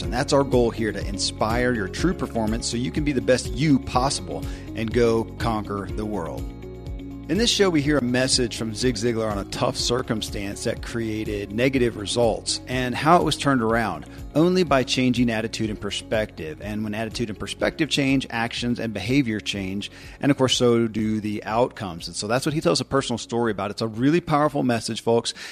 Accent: Kentucky, United States; born or raised there

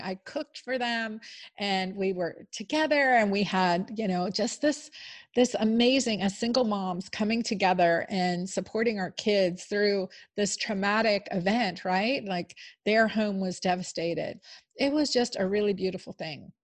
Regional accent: Pennsylvania, United States; I grew up in Pennsylvania

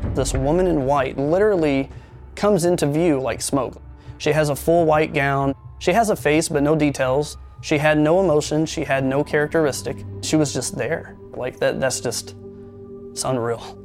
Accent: American Midwest, United States; So, the area that I grew up in was the suburbs.

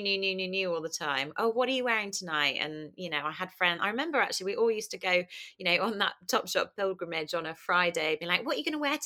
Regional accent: Kingston upon Thames, London, United Kingdom; I grew up in Kingston, southwest London

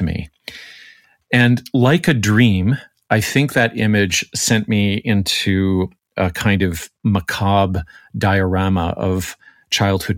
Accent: Canada; Speaking as the Canadian on staff

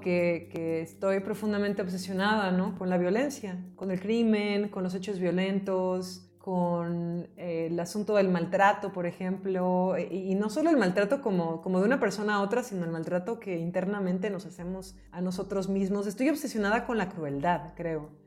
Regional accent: Mexico; nací en México

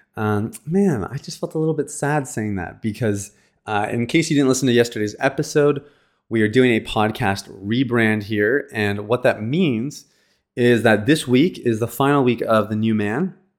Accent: Canada; I'm from Canada

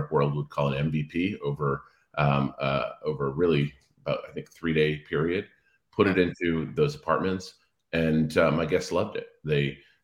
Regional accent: Cape Cod, Massachusetts, United States; moved away; also born or lived in Washington, D.C.; I grew up on Cape Cod

